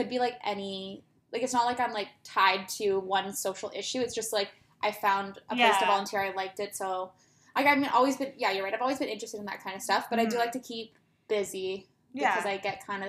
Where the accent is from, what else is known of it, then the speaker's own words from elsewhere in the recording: Toronto, Ontario, Canada; I'm born and raised in Toronto.